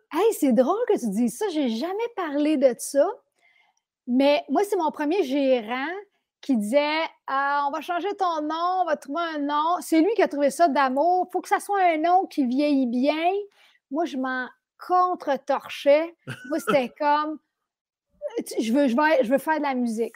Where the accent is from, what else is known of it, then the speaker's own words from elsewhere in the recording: Sainte-Adèle, Quebec, Canada; je viens de Mont-Roland, Saint-Adèle. Euh, je suis très contente d'avoir grandi là